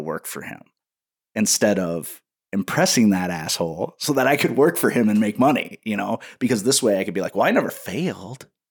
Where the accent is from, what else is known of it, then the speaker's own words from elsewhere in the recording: Waterloo, Iowa, United States; in Iowa, I live in, in a town called Waterloo